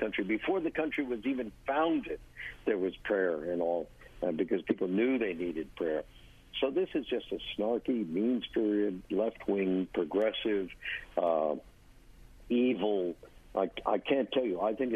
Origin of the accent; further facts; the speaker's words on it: New York, United States; I grew up in New York, and prayer in school was so watered down